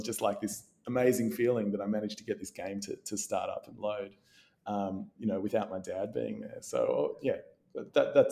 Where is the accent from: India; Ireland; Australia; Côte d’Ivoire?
Australia; Melbourne, Victoria; I grew up in Melbourne